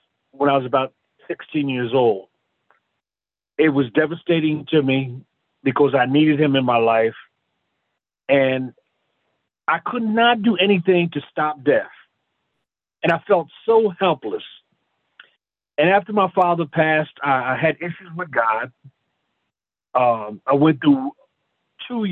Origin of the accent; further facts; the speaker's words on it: Philadelphia, Pennsylvania, United States; now in Roseville, United States; I'm originally from Philadelphia, and I was born in the church